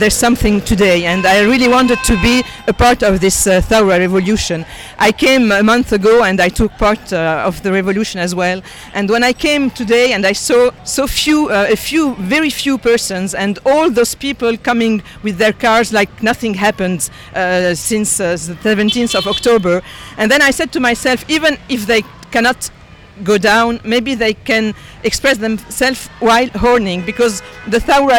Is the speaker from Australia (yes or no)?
no; Lebanon; moved away as an adult; now in Kingersheim, France; I was born in Lebanon. I left when I was 25. It's my country. I just live a little while away from my parents, but this is my country, and I come very often